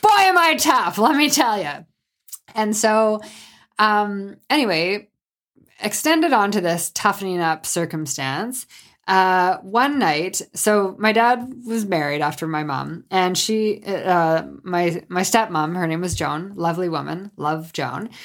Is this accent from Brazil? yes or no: no; Sault Ste. Marie, Ontario, Canada; I'm from Sault Ste. Marie, Ontario, which is on Lake Superior